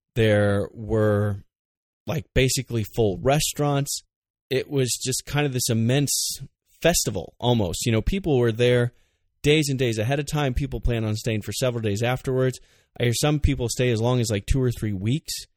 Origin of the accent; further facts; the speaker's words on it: United States